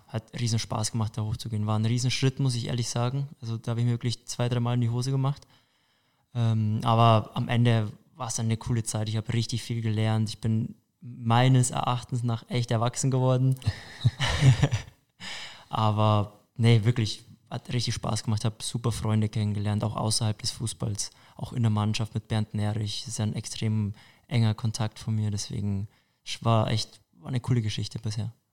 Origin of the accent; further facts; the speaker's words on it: Buchbach, Bavaria, Germany; also born or lived in Altötting / Hamburg; now in Munich, Germany; geboren bin ich in Altötting, aufgewachsen bin ich im Mühldorf am Inn, da in der Richtung, ich weiß nicht, viele würden vielleicht TSV Buchbach kennen, das ist so mein Heimatort